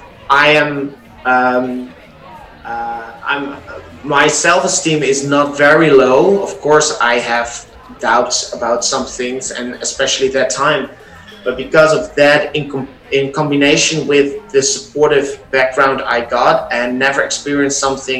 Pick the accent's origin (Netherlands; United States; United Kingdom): Netherlands; English is a second language; also born or lived in Amsterdam; I've been born and raised in the Netherlands